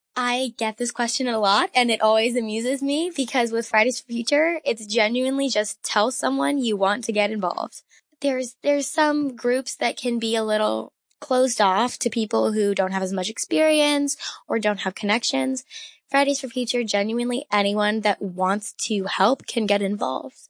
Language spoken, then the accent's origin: English; Massachusetts, United States; I'm from Massachusetts, and I've lived here my entire life